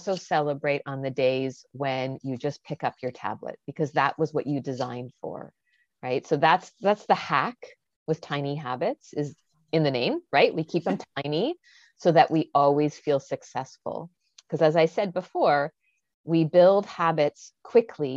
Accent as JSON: {"language": "English", "country": "Canada", "said": "I'm Canadian"}